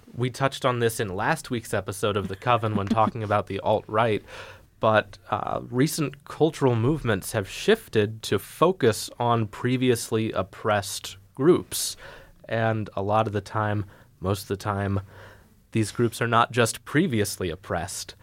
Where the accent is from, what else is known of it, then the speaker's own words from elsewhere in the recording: United States; We're American